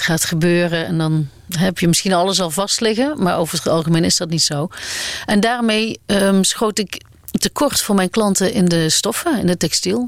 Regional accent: Aarle-Rixtel, North Brabant, Netherlands; accent: Brabantian; moved away; also born or lived in Amsterdam; ben geboren en getogen in eh, Alerikstel

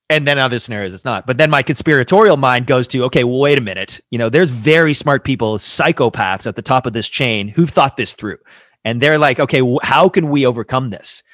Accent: Toronto, Ontario, Canada; I grew up in Toronto, surrounded by concrete

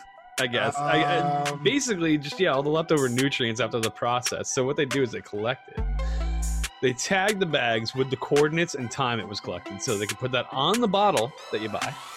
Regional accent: United States; I'm from America

